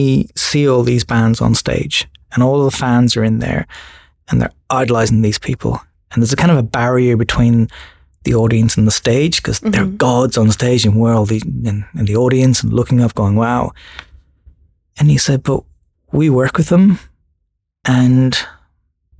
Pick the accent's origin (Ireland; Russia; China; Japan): Ireland; moved away as an adult; also born or lived in Sydney / Kununurra; now in Australia; I'm Irish, and just growing up in Ireland and going to design school in Ireland